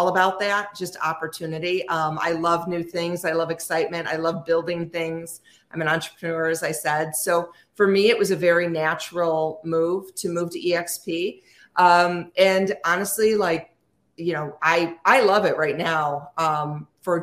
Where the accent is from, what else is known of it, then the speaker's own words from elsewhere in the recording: North Shore, Chicagoland area, Illinois, United States; I'm just on the North Shore, which is I'm about 20 miles north of the city. I'm in the same town that I grew up